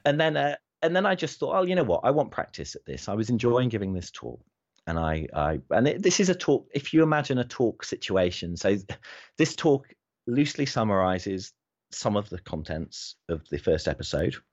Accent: United Kingdom; I'm British

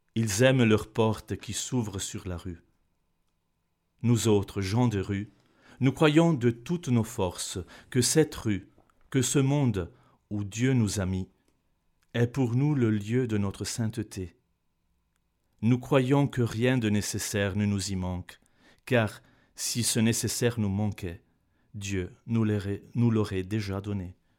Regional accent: Bergamo, Lombardy, Italy; French is a second language; moved away as an adult; also born or lived in Neuchâtel, Switzerland; now in Switzerland; en Italie, je viens de Bergame

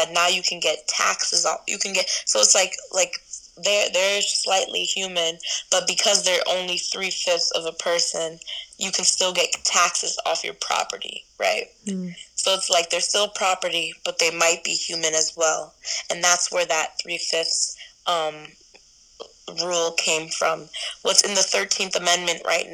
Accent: United States

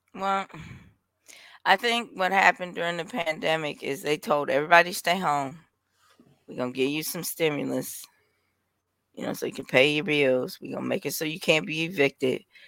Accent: Milwaukee, Wisconsin, United States; I'm from Milwaukee, so, yeah, we got corner stores all over the place

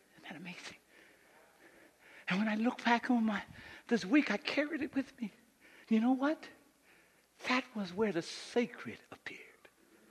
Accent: Boston, Massachusetts, United States; moved away; I'm from Boston

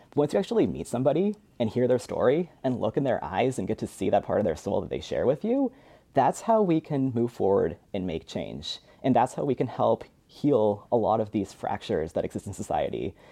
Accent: Spokane, Washington, United States; moved away; I was born and raised in Spokane, Washington

